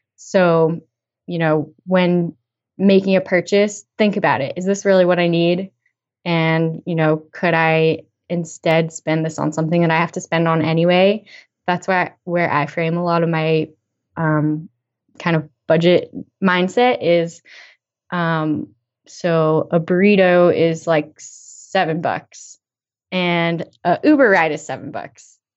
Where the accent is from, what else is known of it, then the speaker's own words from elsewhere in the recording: Western Massachusetts, United States; I lived in Western Mass, you know, my whole growing up life.